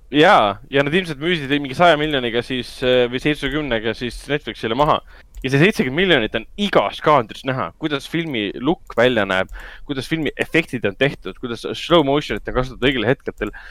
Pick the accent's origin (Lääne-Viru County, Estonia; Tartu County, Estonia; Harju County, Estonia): Harju County, Estonia; Tallinn; me ise kasvasime ka Hendrikuga Lasnamäel üles